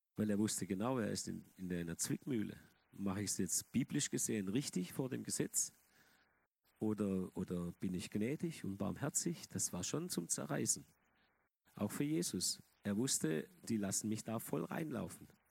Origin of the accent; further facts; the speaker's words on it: Germany; Die evangelische Kirche bei uns in Deutschland